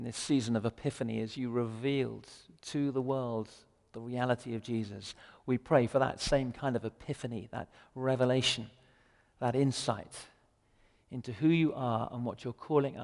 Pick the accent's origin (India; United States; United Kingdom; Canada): United Kingdom; England; I'm English as well